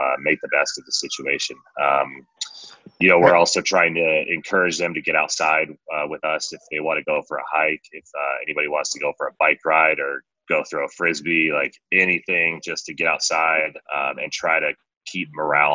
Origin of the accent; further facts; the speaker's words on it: Washington, United States; moved away as an adult; now in Colorado, United States; I grew up in Washington State.